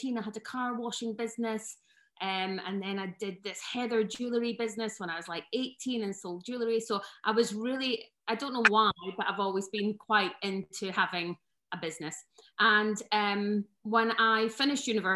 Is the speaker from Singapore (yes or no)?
no; West Lothian, Scotland, United Kingdom; moved away as an adult; also born or lived in Aberdeen; now in Scottish Borders, United Kingdom; I was born in West Lothian and went to school there